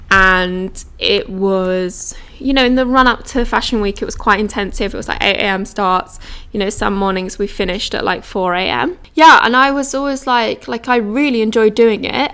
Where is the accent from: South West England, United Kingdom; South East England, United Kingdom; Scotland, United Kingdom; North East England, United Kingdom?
South East England, United Kingdom; East Sussex; I grew up in East Sussex which is just about an hour outside of London